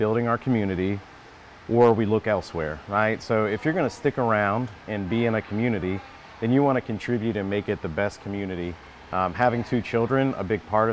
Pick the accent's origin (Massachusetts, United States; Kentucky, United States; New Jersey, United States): Kentucky, United States; moved away as an adult; also born or lived in Wilson, North Carolina; now in North Carolina, United States; I am from Kentucky.